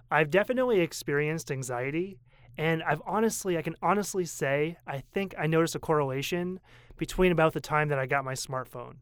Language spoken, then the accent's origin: English; Portland, Maine, United States; moved away as an adult; now in Taipei, Taiwan; I come from Maine, and I come from a city of Portland, Maine, the biggest city, which is only seventy thousand